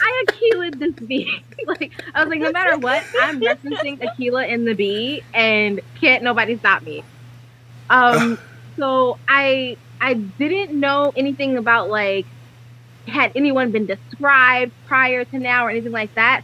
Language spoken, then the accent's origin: English; New York City, New York, United States; now in Los Angeles, United States; I'm born and raised in New York City